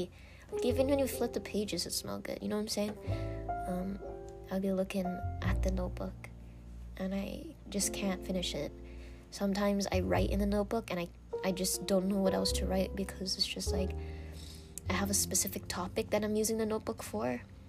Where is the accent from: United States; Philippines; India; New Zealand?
Philippines; I'm, like I said, I'm Filipina, and we grew up with the knowledge of Filipino time.